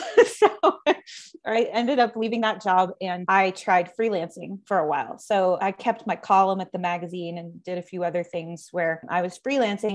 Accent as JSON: {"language": "English", "town": "Dallas", "region": "Texas", "country": "United States", "tie": "born or raised there", "said": "I grew up in North Texas near in the suburb of Dallas."}